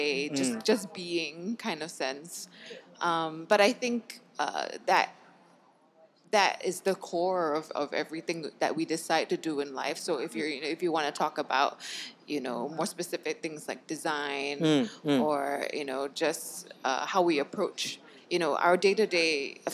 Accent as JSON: {"language": "English", "country": "Malaysia", "said": "as Malaysians"}